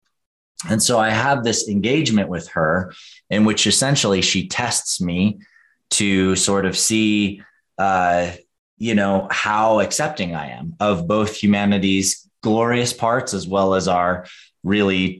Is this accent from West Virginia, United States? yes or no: no; Western North Carolina, United States; I grew up in Western North Carolina